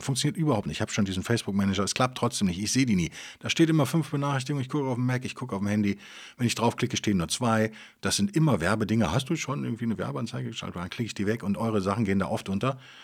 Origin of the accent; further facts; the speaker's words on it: Cologne, North Rhine-Westphalia, Germany; Als Kölner